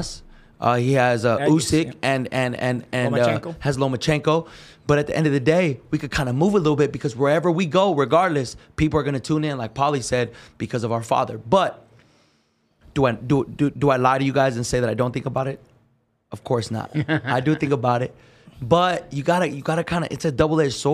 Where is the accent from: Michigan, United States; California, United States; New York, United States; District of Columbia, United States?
California, United States; everyone from Cali, you know, we're from California